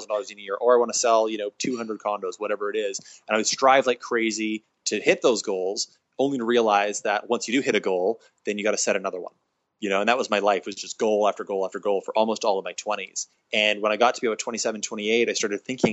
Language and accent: English; Kelowna, British Columbia, Canada; also born or lived in Victoria, British Columbia; I'm from a little town called Kelowna, very non-diverse, nondescript town in the middle of British Columbia